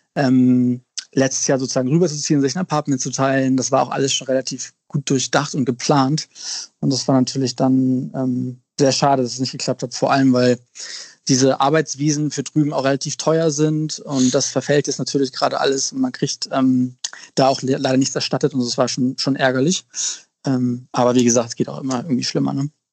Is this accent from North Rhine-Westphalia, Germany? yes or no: no; Lüneburg Heath, Lower Saxony, Germany; moved away as an adult; also born or lived in Australia / Milan / Paris / London; now in Hamburg, Germany; ich bin in Hamburg geboren, und deswegen würde ich mich schon auch als Hamburger bezeichnen. Ich bin äh, zwar auf dem Land groß geworden, also in Niedersachsen in Lüneburger Heide